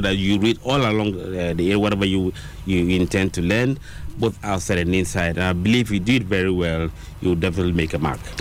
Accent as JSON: {"language": "English", "town": "Accra", "region": "Greater Accra", "country": "Ghana", "tie": "born or raised there", "said": "I grew up in Accra"}